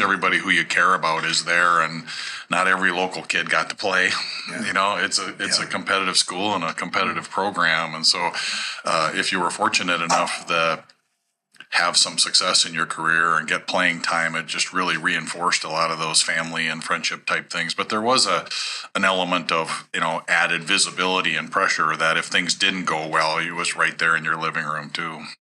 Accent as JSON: {"language": "English", "town": "Sartell", "region": "Minnesota", "country": "United States", "tie": "born or raised there", "said": "growing up in Sartell"}